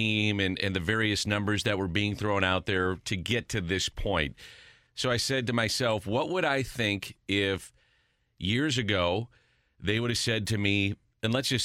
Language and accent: English; St. Louis, Missouri, United States; I'm from St. Louis